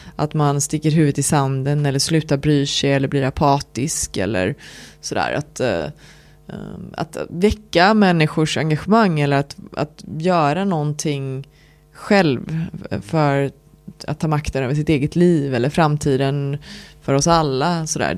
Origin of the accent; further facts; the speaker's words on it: Lerum, Västra Götaland, Sweden; Jag är uppväxt i Lerum utanför Göteborg